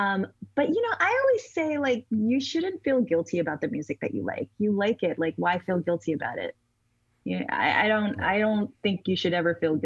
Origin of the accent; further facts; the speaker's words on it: Trinidad & Tobago; My parents listened to old Calypso music, which I also love. I mean, we're from Trinidad, so like